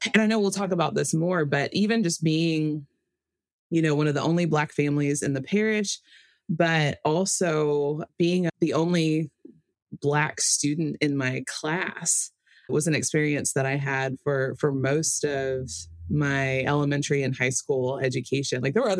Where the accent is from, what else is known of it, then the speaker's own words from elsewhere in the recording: Memphis, Tennessee, United States; I'm from Memphis, Tennessee. When my dad got out of the military, we moved there. So some of my earliest memories are there. And it's really where my parents started practicing the faith. They baptized me Catholic.